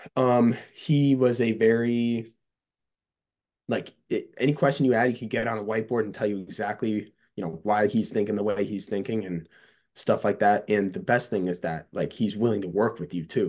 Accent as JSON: {"language": "English", "town": "Cazenovia", "region": "New York", "country": "United States", "tie": "born or raised there", "said": "my hometown's Casanova, New York"}